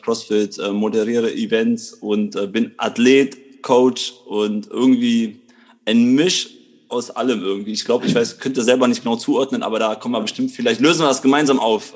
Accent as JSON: {"language": "German", "town": "Krefeld", "region": "North Rhine-Westphalia", "country": "Germany", "tie": "born or raised there", "said": "bin aus Krefeld, bin hier geboren"}